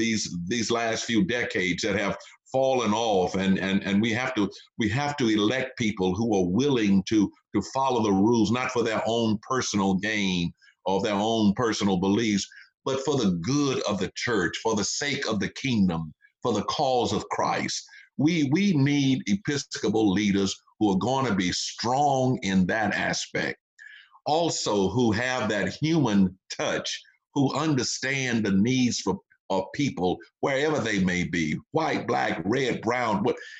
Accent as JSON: {"language": "English", "region": "Texas", "country": "United States", "tie": "born or raised there", "said": "I grew up during the civil rights movement. I was born and reared in the South during the Jim Crow era. I remember the colored water fountains, the segregated facilities, and all of that."}